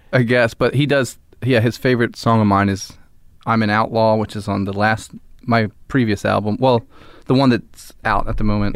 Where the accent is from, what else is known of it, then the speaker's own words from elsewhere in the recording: Philadelphia, Pennsylvania, United States; No, I live in Philly. I'm from Philly and I live there still